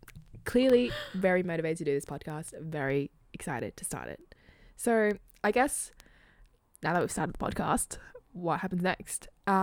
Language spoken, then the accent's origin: English; Sydney, New South Wales, Australia; born or raised there